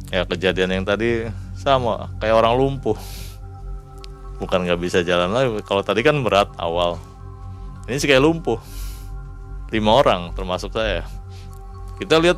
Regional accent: Cirebon, West Java, Indonesia; Karena kita juga kan dari Cirebon juga sama dari Jawa.

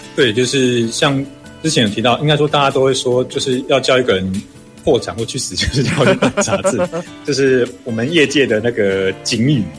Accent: Xinzhuang, New Taipei, Taiwan; 你是哪里人啊？然后、嗯、呃，那你们家乡有什么啊？嗯哼，我说哦。新新庄

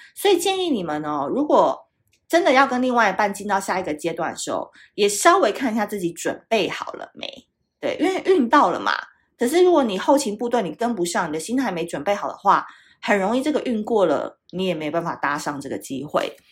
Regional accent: Tainan, Taiwan; now in Taipei, Taiwan; 台南就是大家都知道是我的故乡嘛，那虽然我，我长期是住在台北，但是呢，我哥哥他们一家人都还住在台南

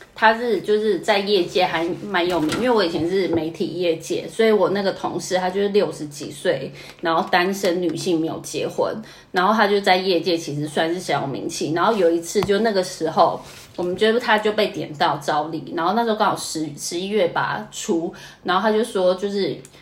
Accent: Taiwan; moved away as an adult; now in Tokyo, Japan; 然后前两年就是念书，然后念完书之后以为就是会回台湾，结果也没有，就一路留下来

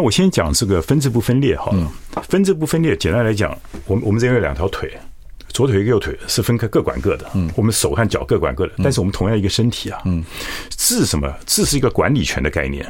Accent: Taiwan; 我受惠于台湾嘛，我们嗯。台湾长大的

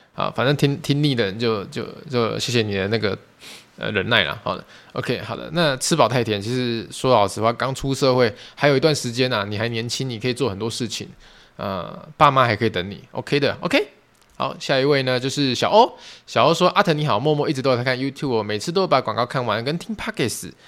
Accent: Tainan, Taiwan; 我本身也是住台南嘛， 我就是土生土长台南人， 啊， 现在在台南工作生活啦， 以后也会在台南养老啦

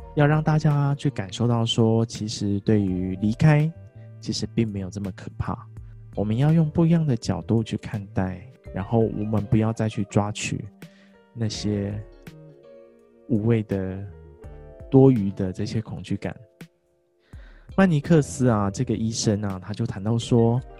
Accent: Kaohsiung, Taiwan; also born or lived in Pingtung; 我们老家塞屏东，所以在高雄的时候

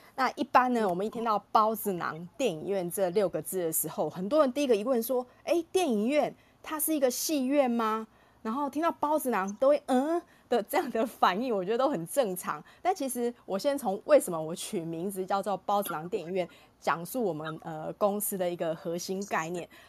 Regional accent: Taiwan; 这个故事对于我们台湾人的每一个人都是有价值的

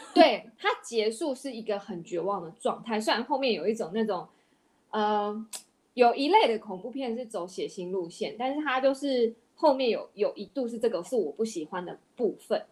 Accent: Taiwan; 我们台湾这边

